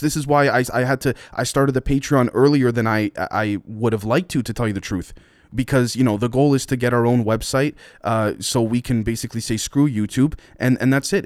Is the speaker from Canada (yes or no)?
yes; Canada; I'm Canadian